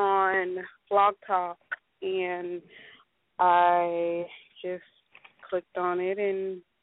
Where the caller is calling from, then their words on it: Florida, United States; I'm calling from Florida.